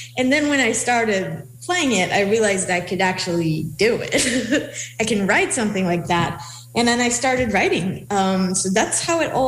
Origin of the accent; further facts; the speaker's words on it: Israel; English is a second language; moved away; I grew up in Israel, and I played, I joined the school orchestra in my school